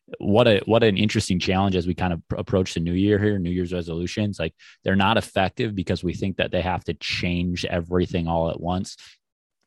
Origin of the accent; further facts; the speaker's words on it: Mankato, Minnesota, United States; I'm from the Mankato area